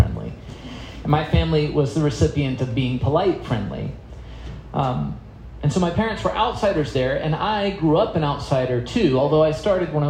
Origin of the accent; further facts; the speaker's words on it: South Carolina, United States; also born or lived in Florida; now in Maryland, United States; I grew up in South Carolina.